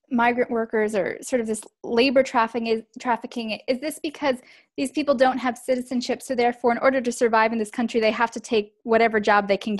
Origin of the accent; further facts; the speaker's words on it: Long Island, New York, United States; I grew up on Long Island in New York, and I didn't even know that there were jails and prisons on Long Island or in New York, because I grew up in a more like upper middle class area